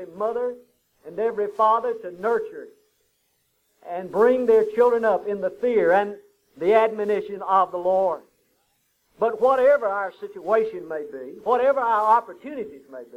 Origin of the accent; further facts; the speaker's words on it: Huntsville, United States; We grew up together in Huntsville